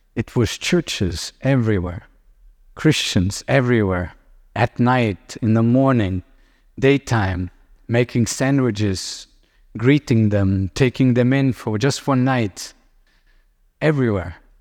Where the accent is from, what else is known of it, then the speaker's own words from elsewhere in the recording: Lithuania; I grew up in Soviet Union and, uh, when I was little, we would have Russian tanks on the streets. Today, I live in Lithuania